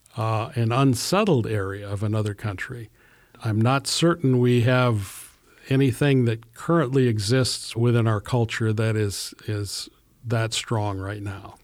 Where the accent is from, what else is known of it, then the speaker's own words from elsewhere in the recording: Eldora, Iowa, United States; my hometown of Eldora, was officially founded